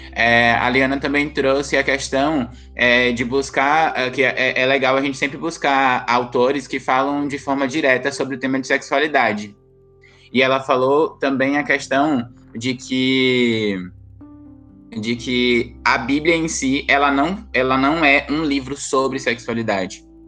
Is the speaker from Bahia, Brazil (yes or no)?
yes; Bahia, Brazil; eu sou baiana